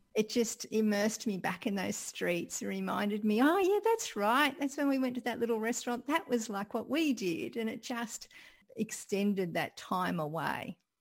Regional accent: Sydney, New South Wales, Australia; growing up in Sydney

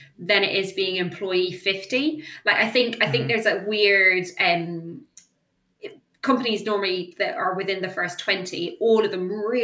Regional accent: Ireland; I'm Irish

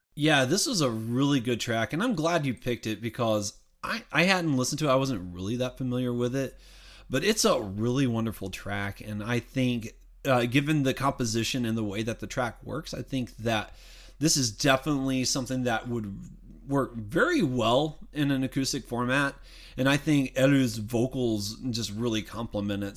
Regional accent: the South, United States; I'm from the South

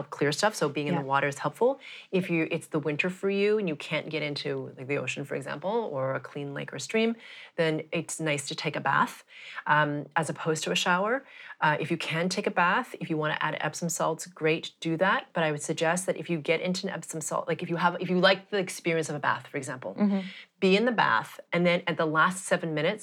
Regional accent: Montreal, Quebec, Canada; I grew up in Montreal, so Canada, where it's very bloody cold

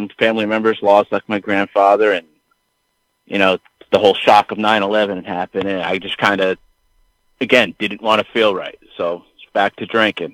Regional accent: Connecticut, United States; growing up in Connecticut and, you know, the mid-90s

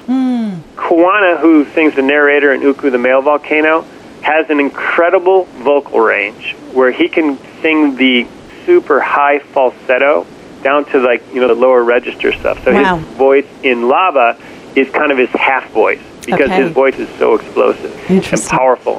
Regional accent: Detroit, Michigan, United States; moved away; I grew up in Detroit

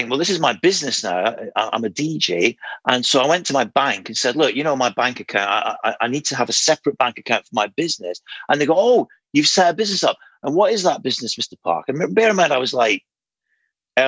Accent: Aberdeen, Scotland, United Kingdom; moved away; I was originally from Aberdeen

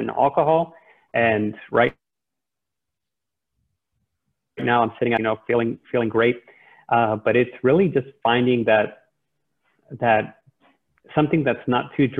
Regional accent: El Paso, Texas, United States; moved away as an adult; also born or lived in Austin, Texas; now in Dallas, United States; born and raised in El Paso, school in Austin, and Dallas is the home base for now

